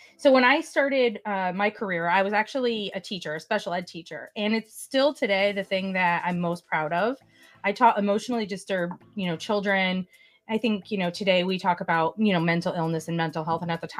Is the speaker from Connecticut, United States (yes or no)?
yes; Hartford, Connecticut, United States; I'm from the Hartford, Connecticut area